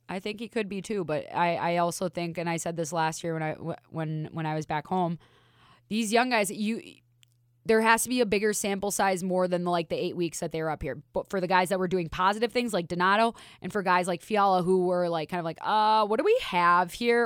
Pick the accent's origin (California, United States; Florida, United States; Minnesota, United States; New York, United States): Minnesota, United States; now in Las Vegas, United States; I'm from Minnesota